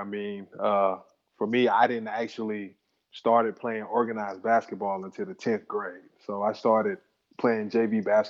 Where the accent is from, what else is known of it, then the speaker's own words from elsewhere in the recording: Gadsden, Alabama, United States; moved away as an adult; also born or lived in Germany / Belgium / Iceland; I'm from Gadsden, Alabama. I'm 39 years old.